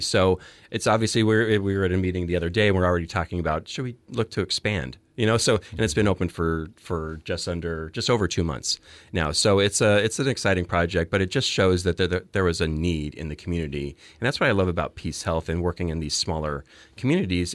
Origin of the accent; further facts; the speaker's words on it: Phoenix, Arizona, United States; moved away as an adult; also born or lived in New Jersey; now in Oregon, United States; I was born and raised in Phoenix